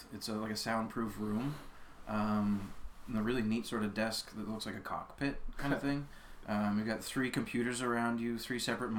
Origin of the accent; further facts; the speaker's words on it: Nova Scotia, Canada; now in Antigonish, Canada; Picto County originally.